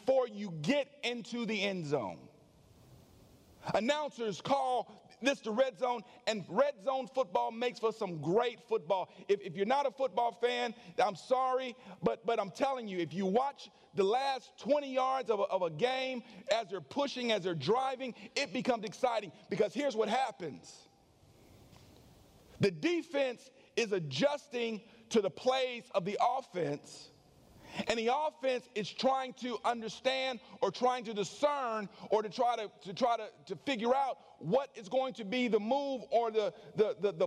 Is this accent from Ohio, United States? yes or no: no; California, United States; now in Conyers, United States; I grew up in California